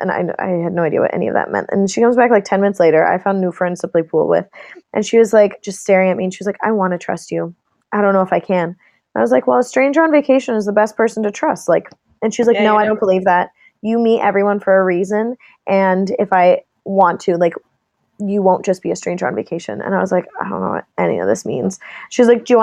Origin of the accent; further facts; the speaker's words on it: Canada; I am Canadian.